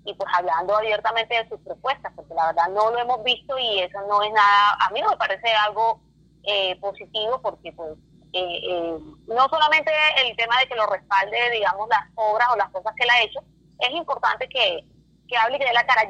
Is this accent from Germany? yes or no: no; Barranquilla, Atlántico, Colombia; soy eh, barranquillera